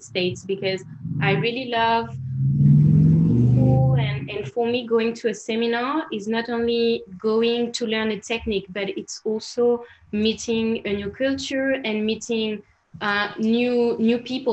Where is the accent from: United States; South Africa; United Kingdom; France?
France; accent: French; English is a second language; also born or lived in Barcelona, Spain; now in Paris, France; I'm French.